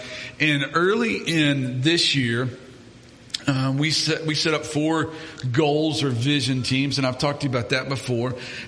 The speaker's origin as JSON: {"language": "English", "region": "Kentucky", "country": "United States", "said": "For a big guy from Kentucky."}